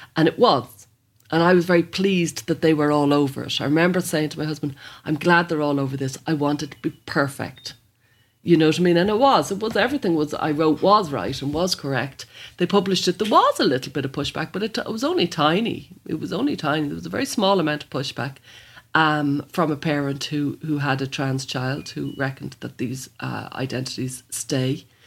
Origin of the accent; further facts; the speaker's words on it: Dublin, Leinster, Ireland; I'm from Blanchardstown